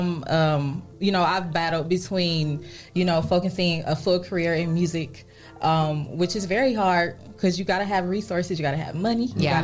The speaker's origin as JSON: {"language": "English", "town": "Toledo", "region": "Ohio", "country": "United States", "tie": "born or raised there", "said": "I am from, born and raised in Toledo, Ohio. I graduated from Scott High School."}